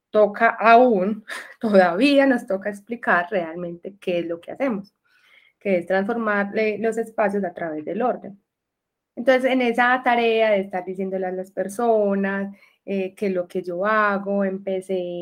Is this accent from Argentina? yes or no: no; Medellín, Antioquia, Colombia; Bueno, yo soy de Medellín, vivo en Medellín y en este momento estoy viviendo en la parte rural de Medellín, se llama Santa Elena, vivo en el campo